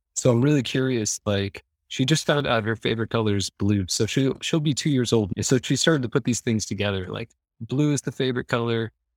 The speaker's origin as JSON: {"language": "English", "region": "Iowa", "country": "United States", "tie": "born or raised there", "moved": "as an adult", "lives_now": "Stockholm, Sweden", "said": "I'm from Iowa. So, Iowa border raised"}